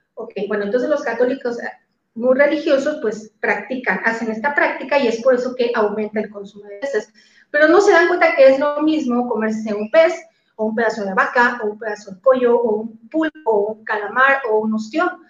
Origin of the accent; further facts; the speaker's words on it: Mexico City, Mexico; now in Cancún, Mexico; vivo en la ciudad de Cancún, pero soy original de la Ciudad de México.